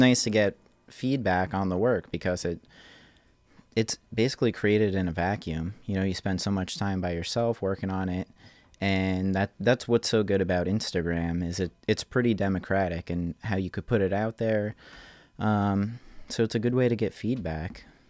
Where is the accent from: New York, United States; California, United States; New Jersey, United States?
New Jersey, United States; Manahawkin; moved away as an adult; now in Asbury Park, United States; I'm, I'm originally from Manahawkin